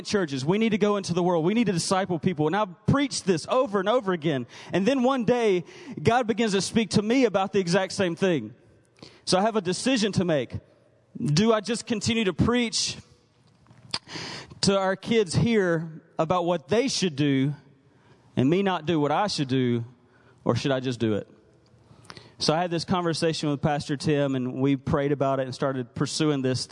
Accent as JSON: {"language": "English", "region": "Mississippi", "country": "United States", "also_born_or_lived": "North Carolina / Texas", "moved": "yes", "lives_now": "Woodburn, United States", "said": "I'm from Mississippi originally."}